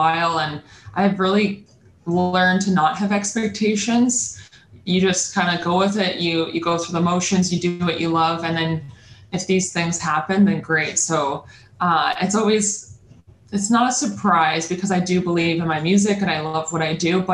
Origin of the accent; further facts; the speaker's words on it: Peterborough, Ontario, Canada; now in Toronto, Canada; I'm originally from Peterborough, Ontario, which is more cottage country.